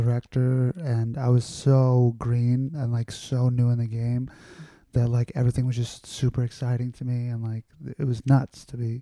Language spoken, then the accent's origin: English; New York City, New York, United States; I grew up in Astoria, Queens.